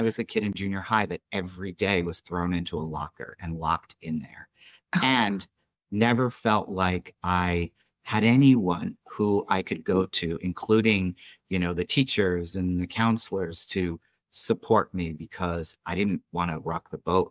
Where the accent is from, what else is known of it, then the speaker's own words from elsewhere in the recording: New York, United States; moved away; I was a kid from New York